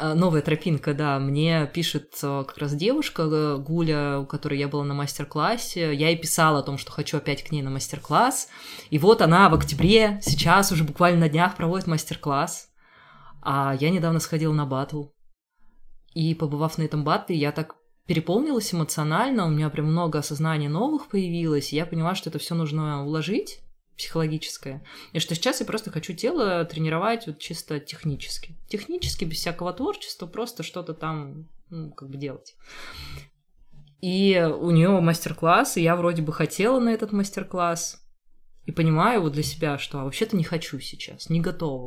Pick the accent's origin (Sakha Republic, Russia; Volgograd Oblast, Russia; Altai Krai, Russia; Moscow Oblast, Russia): Altai Krai, Russia; Rubtsovsk; now in Saint Petersburg, Russia; я из Рубцовска, Рубцовск маленький город в Алтайском крае.